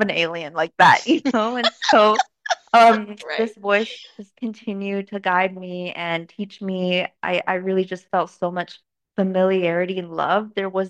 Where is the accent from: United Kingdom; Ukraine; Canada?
Canada; also born or lived in China; Moved to Canada in 2003 when I was 9, and grew up really normal